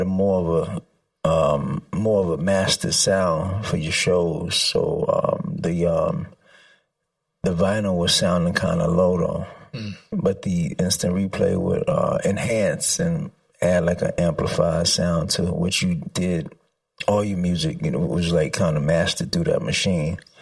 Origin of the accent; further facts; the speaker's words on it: New York City, New York, United States; I grew up in the Bronx